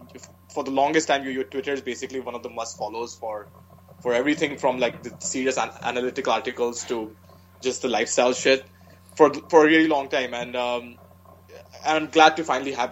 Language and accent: English; India; moved away as an adult; now in United States; growing up in India